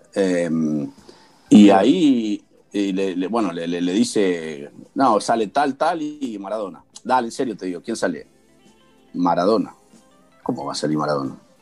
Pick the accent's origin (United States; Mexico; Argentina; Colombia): Argentina; nosotros como argentinos